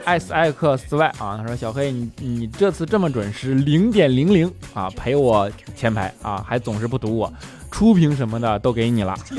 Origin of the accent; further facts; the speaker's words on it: China; 我们中国人